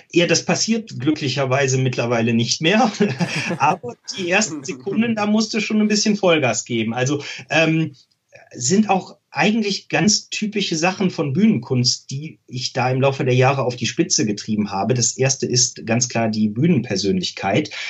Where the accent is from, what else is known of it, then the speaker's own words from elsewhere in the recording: Rhineland, Germany; Ich glaube, dass jemand der nicht aus dem Rheinland kommt, es hört, dass ich aus dem Rheinland komme, aber es ist jetzt keine besonders krasse Färbung.